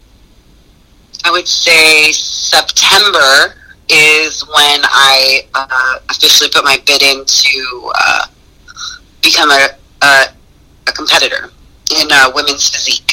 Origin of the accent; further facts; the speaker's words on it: United States; being American